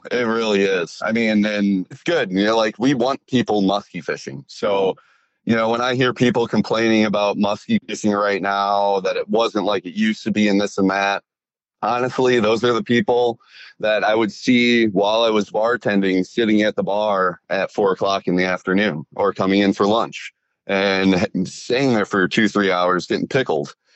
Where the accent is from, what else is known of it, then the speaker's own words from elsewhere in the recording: Wisconsin, United States; well, just in general, you know, I'm from Wisconsin. I love the state.